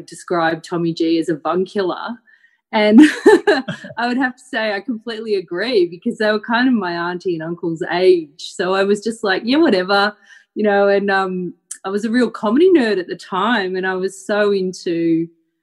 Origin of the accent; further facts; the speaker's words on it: Melbourne, Victoria, Australia; So I grew up in Melbourne and I grew up with the DJ